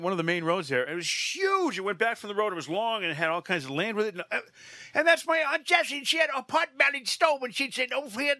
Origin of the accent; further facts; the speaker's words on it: Connecticut, United States; I'm from Connecticut.